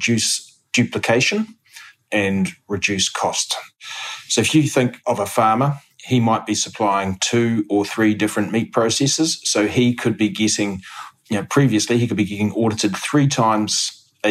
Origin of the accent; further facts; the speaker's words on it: Hawke's Bay, New Zealand; I grew up in Hawke's Bay, grew up on a family farm and went to Massey University.